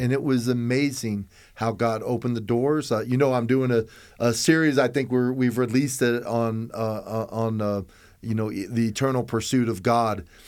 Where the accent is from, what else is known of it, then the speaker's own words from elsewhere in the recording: Tampa, Florida, United States; I was raised in Tampa